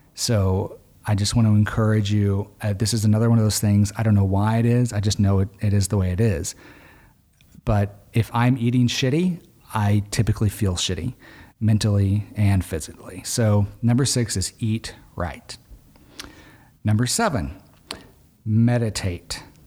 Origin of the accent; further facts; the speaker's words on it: Arkansas, United States; I grew up in Arkansas